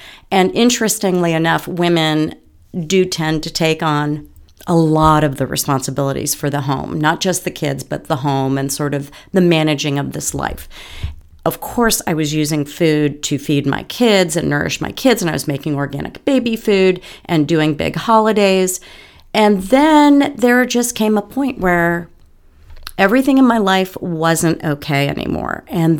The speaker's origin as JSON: {"language": "English", "town": "Bronxville", "region": "New York", "country": "United States", "tie": "born or raised there", "said": "My mom had a shop in the town I grew up in Bronxville, New York."}